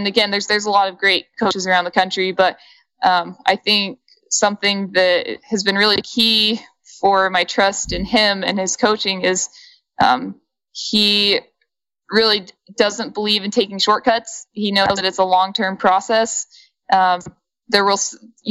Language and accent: English; Ogden, Utah, United States; I grew up in Ogden, Utah, which is where Weber State is.